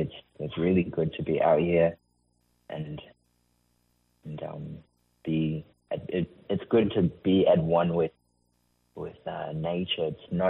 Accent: Zimbabwe; moved away as an adult; also born or lived in New South Wales; now in Fitzroy Crossing, Australia; I came to Australia from Zimbabwe, around 2017, and I was studying in university in New South Wales.

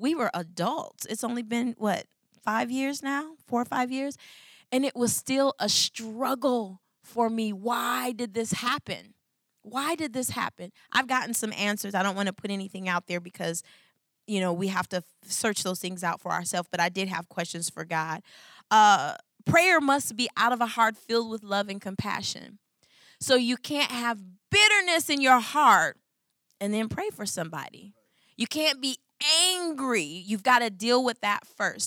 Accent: Michigan, United States; I'm from Michigan

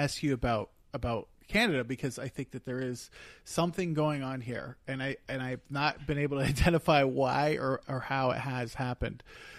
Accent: Eastern Pennsylvania, United States; I'm from Eastern Pennsylvania.

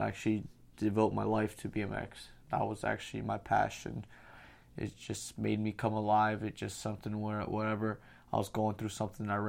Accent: Pennsylvania, United States; I grew up in Pennsylvania.

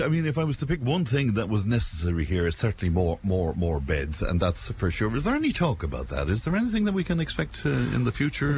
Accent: Cashel, Munster, Ireland; boasting about my hometown

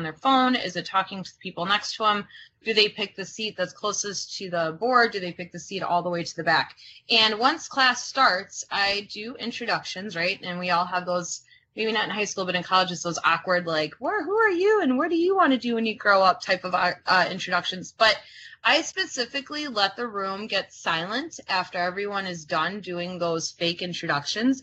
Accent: United States; first language Croatian; English is a second language; I'm first generation American. My primary language, my first language was not English

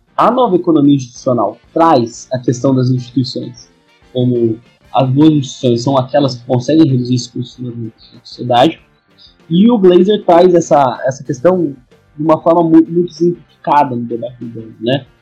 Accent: interior of São Paulo, Brazil; eu nasci no interior, nasci em Burtatu, uma cidade de São habitantes, né? No interior de São Paulo

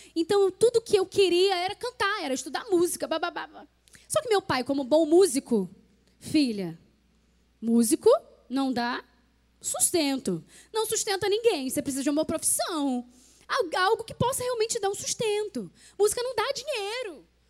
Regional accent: Rio de Janeiro, Brazil; moved away as an adult; also born or lived in Petrópolis; eu, eu, sou carioca

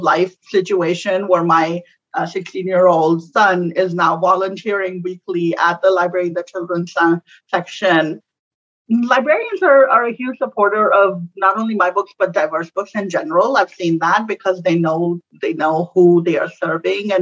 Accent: Pakistan; moved away as an adult; now in United States; Growing up in Pakistan

